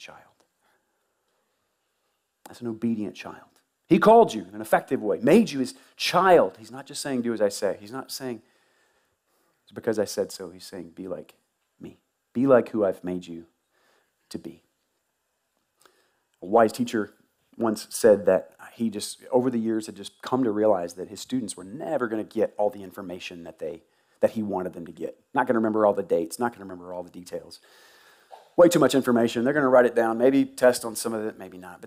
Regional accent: Tuscaloosa, Alabama, United States; moved away; I grew up in Tuscaloosa.

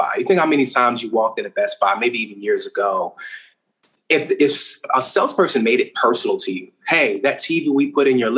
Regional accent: Richmond, Virginia, United States; now in Charlotte, United States; I'm from Richmond, Virginia

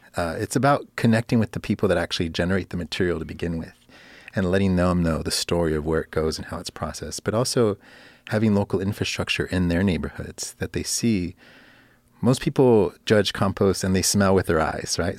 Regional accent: Los Angeles, California, United States; also born or lived in Miami, Florida; I'm born and raised in Los Angeles.

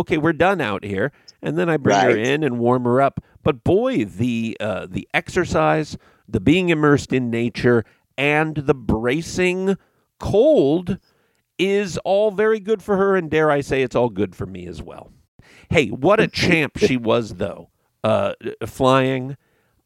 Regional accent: West Coast, United States; having been born and raised on the West Coast

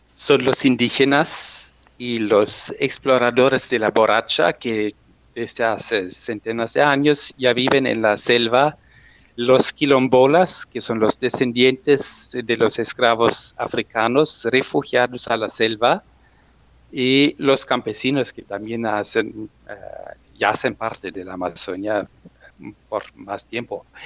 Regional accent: Germany; also born or lived in Brazil; yo soy alemán, pero mi corazón es medio brasileño porque viví casi dos años en Brasil

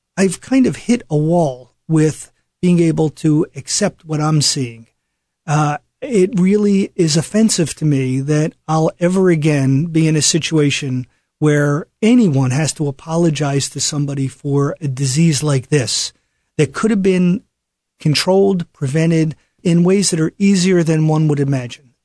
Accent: Philadelphia, Pennsylvania, United States; when I was growing up in Philadelphia

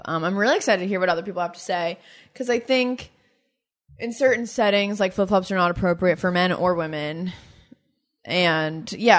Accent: Florida, United States; now in New York City, United States; I'm from Florida.

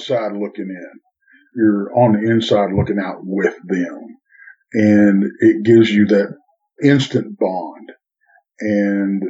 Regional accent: Texas, United States; Well, I'm in Texas, of course. Born and bred in Texas.

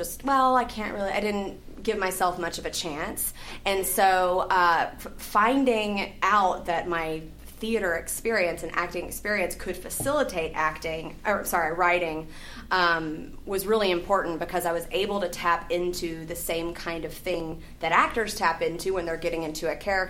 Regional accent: Alabama, United States; moved away as an adult; now in Los Angeles, United States; Well, I moved here to Los Angeles from Alabama 6 years ago. I went to college at University of Alabama at Birmingham.

